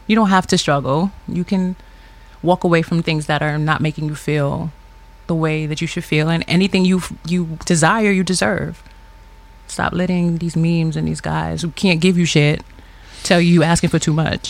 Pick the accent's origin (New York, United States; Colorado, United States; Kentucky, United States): New York, United States; New York City; born and raised in Brooklyn